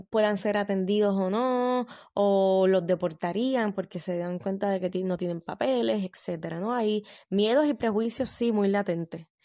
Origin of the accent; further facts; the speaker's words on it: Puerto Rico; yo pueda volver a mi país de origen. Lo de cerrar la frontera me parece que ahora mismo frente a la pandemia es necesario. A mí me gustaría que en Puerto Rico dejen de recibir turistas